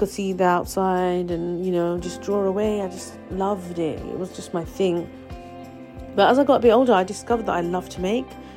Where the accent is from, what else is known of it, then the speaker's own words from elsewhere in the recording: London, United Kingdom; I was born and raised in London, England, UK, many years ago now.